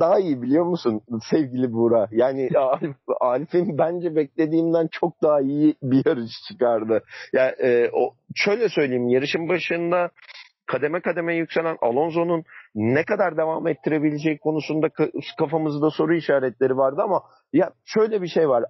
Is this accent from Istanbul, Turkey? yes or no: yes; Istanbul, Turkey; memleketimiz İstanbul'a geri döneceğiz